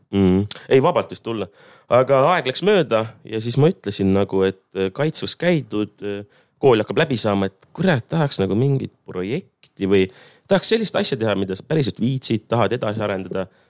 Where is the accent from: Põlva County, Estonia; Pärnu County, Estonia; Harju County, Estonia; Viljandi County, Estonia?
Põlva County, Estonia; Ahja; seal, kus ma üles kasvasin, eh, Ahjal siis maakohas